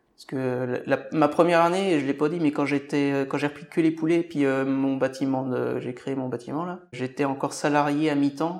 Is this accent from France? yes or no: yes; Mauges, Pays de la Loire, France; je suis né dans les Moches, c'est une, région euh, très riche au niveau économique